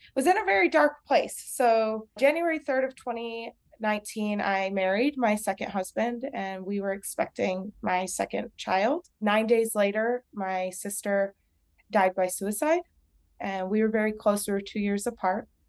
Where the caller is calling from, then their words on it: El Paso, Texas, United States; I'm calling from El Paso, Texas, and I'm a licensed vocational nurse here in El Paso